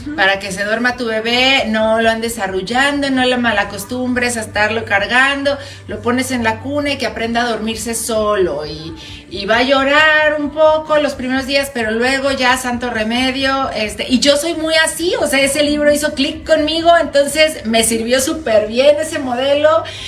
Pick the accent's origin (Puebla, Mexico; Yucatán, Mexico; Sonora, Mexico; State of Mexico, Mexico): Puebla, Mexico; moved away; yo soy de Puebla